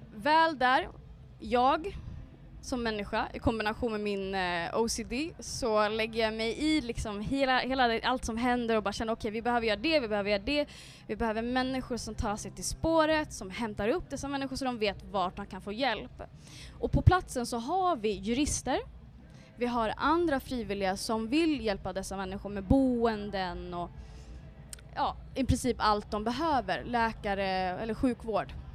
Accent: Örebro, Örebro County, Sweden; moved away as an adult; also born or lived in Karlstad / Dubai; now in Stockholm, Sweden; Jag kommer från en förort som heter Vivalla som är ett väldigt utsatt område, socioekonomiskt utsatt område.

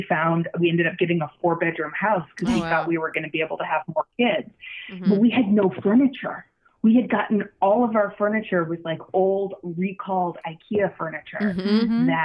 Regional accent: Arizona, United States; moved away as an adult; now in New York, United States; I'm originally from Arizona

